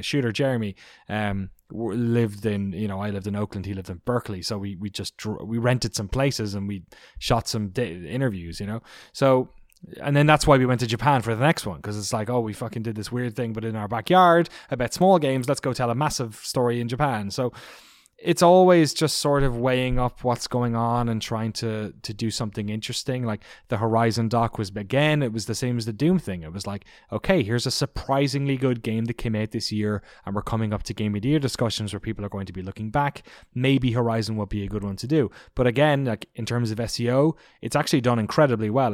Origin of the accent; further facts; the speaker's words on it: Ireland; I grew up in Ireland